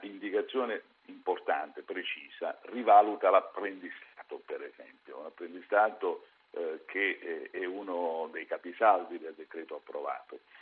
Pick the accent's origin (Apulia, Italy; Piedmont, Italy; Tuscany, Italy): Apulia, Italy; io sono pugliese